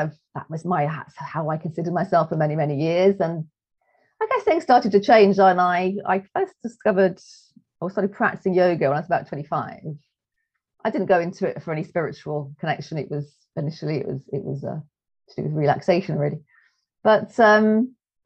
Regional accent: England, United Kingdom; we're English.

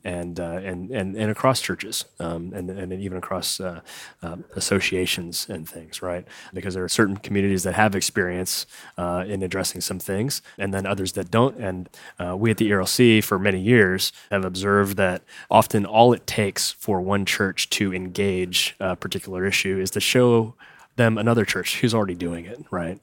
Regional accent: Morgantown, West Virginia, United States; I grew up in Morgantown, which is kinda north central

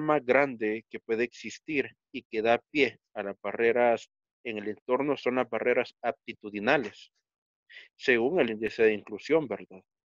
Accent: El Salvador; yo soy estudiante de la licenciatura en Sociología de la Universidad del Salvador

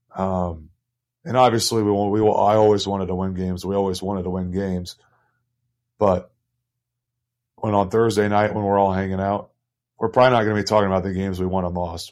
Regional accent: Indianapolis, Indiana, United States; moved away as an adult; now in Toruń, Poland; I'm from Indianapolis

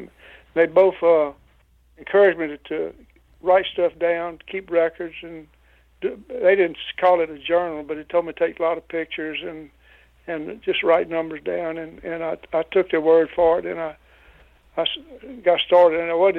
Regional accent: Louisiana, United States; I was born and raised in Louisiana, lived here all my life

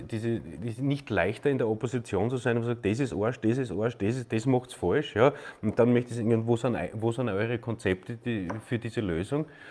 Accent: Austria; ich bin ein Österreicher

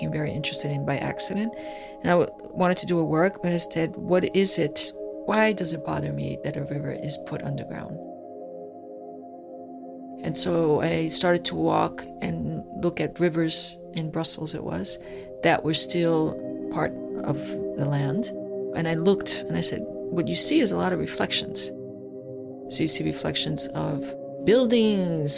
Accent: Brazil; I was born in Brazil.

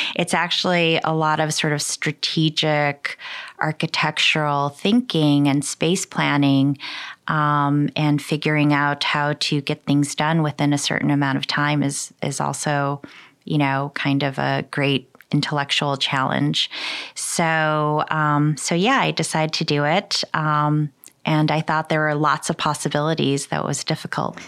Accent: Michigan, United States; also born or lived in Seoul, South Korea; I was born in Seoul, Korea. I moved to uh, Michigan when I was three years old. Uh, I grew up in Michigan.

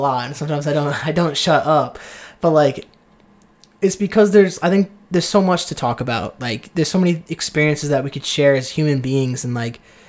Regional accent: Seekonk, Massachusetts, United States; moved away as an adult; also born or lived in Texas / Georgia; I have this somewhat attachment to this town of Seekonk

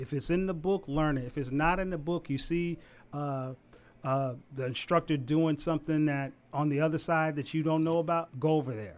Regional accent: Savannah, Georgia, United States; moved away as an adult; also born or lived in Huntsville, Alabama; now in Washington, D.C., United States; I'm originally from Savannah, Georgia.

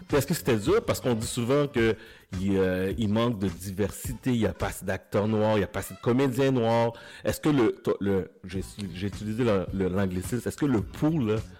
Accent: Quebec, Canada; je suis haïtien, je suis né au Québec.

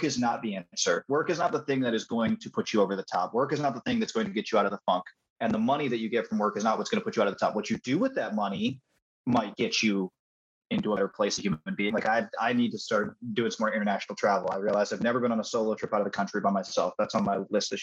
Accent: Midwest, United States; I was born in Midwest

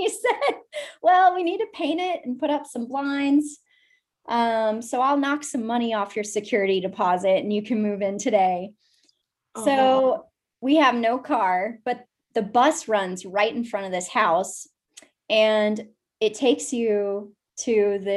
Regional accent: Fort Worth, Texas, United States; moved away as an adult; also born or lived in Boston / Austin, Texas; now in New Hampshire, United States; I grew up in Fort Worth, Texas

